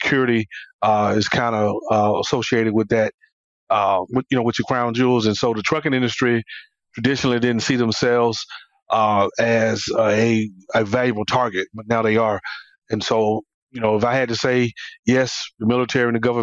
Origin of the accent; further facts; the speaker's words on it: Atlanta, Georgia, United States; I'm from Atlanta, born and raised in Atlanta